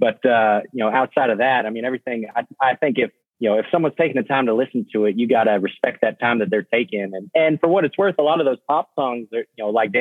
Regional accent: Nashville, Tennessee, United States; growing up in Nashville, Tennessee

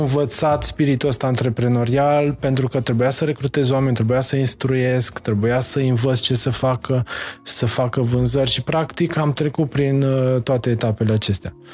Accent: Mocira, Maramureș County, Romania; moved away as an adult; also born or lived in Baia Mare, Romania; now in Dubai, United Arab Emirates; am născut în Baia Mare, am crescut în Dar Mocira.

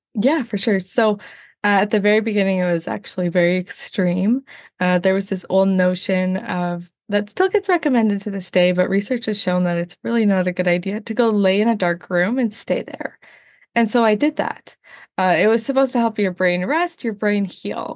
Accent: Northern Ontario, Canada; also born or lived in United States; Northern Ontario, Canada

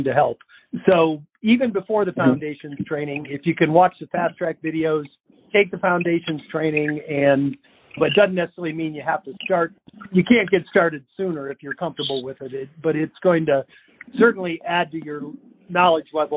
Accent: Florida, United States; I'm from Florida

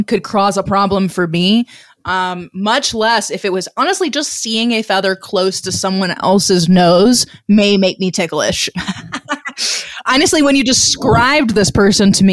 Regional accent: Missouri, United States; I'm also from Missouri

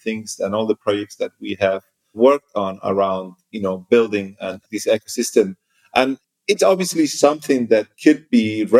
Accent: Las Palmas de Gran Canaria, Canary Islands, Spain; moved away as an adult; also born or lived in United States / Berlin, Germany; I was born and raised in the Canary Islands, first of all. I then lived a couple of years, almost 5 years in the US, also spent some time living in Northern Europe, in Germany, in Berlin in particular.

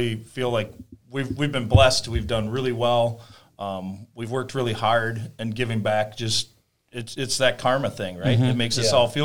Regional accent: Delano, Minnesota, United States; I actually grew up in Delano.

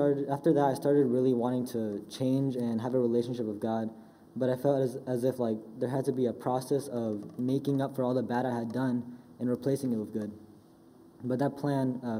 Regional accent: Charlotte, North Carolina, United States; I was born in Charlotte, North Carolina, and I've lived there ever since

